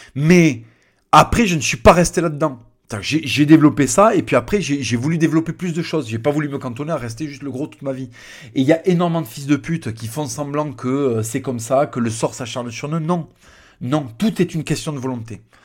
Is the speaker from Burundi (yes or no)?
no; Plaisance-du-Touch, Occitania, France; also born or lived in Tournefeuille; Mon premier collège c'était Jules Verne à Plaisance du Touche, Plaisance du Touche représente. Et après je suis allé à Tournefeuille à l'Abitrie où j'ai fait deux ans